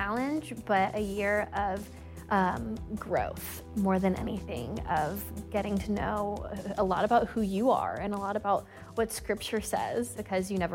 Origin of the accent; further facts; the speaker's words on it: Greenville, North Carolina, United States; moved away as an adult; I am from Greenville, North Carolina. And so I just moved here right before doing the residency